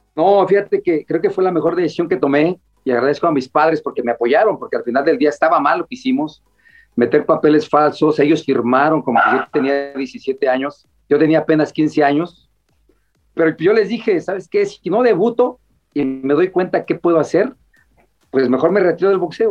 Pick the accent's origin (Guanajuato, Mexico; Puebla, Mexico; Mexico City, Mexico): Mexico City, Mexico; yo soy de Iztacalco, de los picos Iztacalco, allá en la Ciudad de México. Eh, diario nos teníamos que pelear dos o tres veces en la escuela